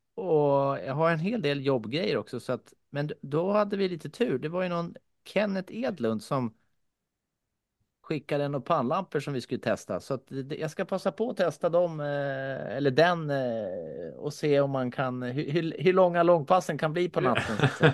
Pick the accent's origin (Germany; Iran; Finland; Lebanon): Finland; moved away; jag kommer från Finland